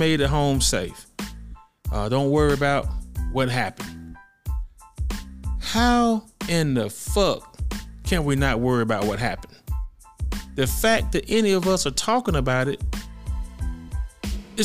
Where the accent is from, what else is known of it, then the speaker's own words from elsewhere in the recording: Birmingham, Alabama, United States; my hometown of Birmingham, Alabama